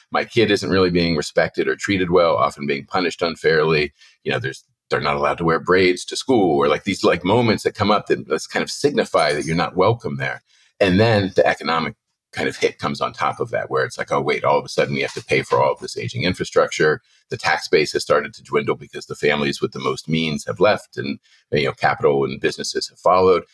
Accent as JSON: {"language": "English", "town": "Penn Hills", "region": "Pennsylvania", "country": "United States", "tie": "born or raised there", "said": "I grew up in Penn Hills in the seventies, eighties, early nineties"}